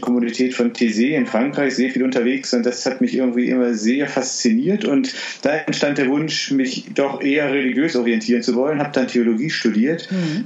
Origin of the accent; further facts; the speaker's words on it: Düsseldorf, North Rhine-Westphalia, Germany; ich bin in Düsseldorf aufgewachsen